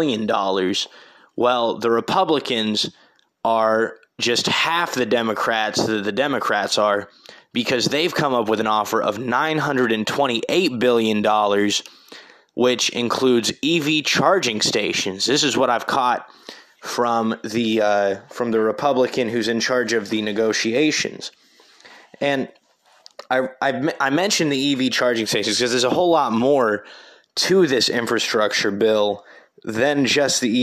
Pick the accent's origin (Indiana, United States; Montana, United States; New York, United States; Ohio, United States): Indiana, United States; Terre Haute; my hometown of Terre Haute